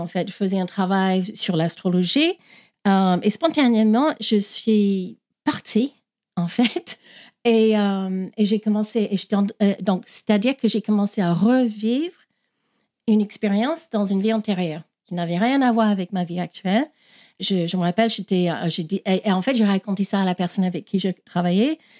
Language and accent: French; Australia; French is a second language; moved away as an adult; also born or lived in Ireland; now in France; Donc je suis née en Irlande, mais j'ai grandi en Australie et ça fait 20 ans que, je, que j'habite en France